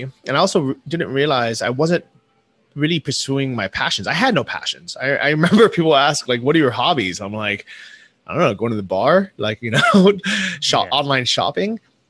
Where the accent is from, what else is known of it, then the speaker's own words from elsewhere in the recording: United States; moved away as an adult; leaving the US, or, you know, leaving my home country and moving to a cheap place like Thailand